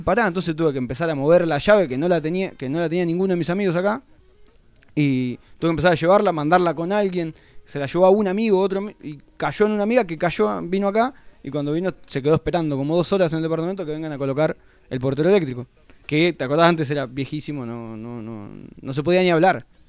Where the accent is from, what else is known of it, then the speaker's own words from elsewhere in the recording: Argentina; now in Buenos Aires, Argentina; Me había ido para mi pueblo, a 200 kilómetros de acá